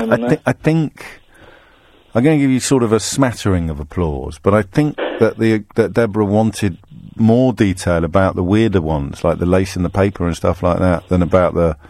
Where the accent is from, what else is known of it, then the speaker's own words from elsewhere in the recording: Derby, East Midlands, United Kingdom; I was born in Derby, Steve.